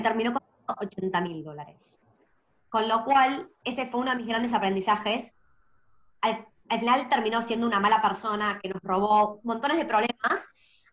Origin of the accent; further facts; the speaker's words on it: Argentina; moved away as an adult; now in Australia; Soy originalmente de Argentina. Hace seis años me mudé a Australia